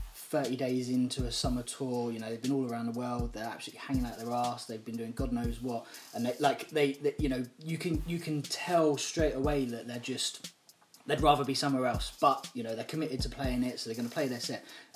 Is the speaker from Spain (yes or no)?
no; London, United Kingdom; I grew up in Southeast London